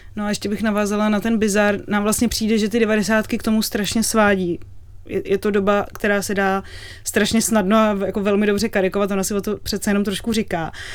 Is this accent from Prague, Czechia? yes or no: yes; Prague, Czechia; My jsme byli děti a oba jsme vyrůstali v Praze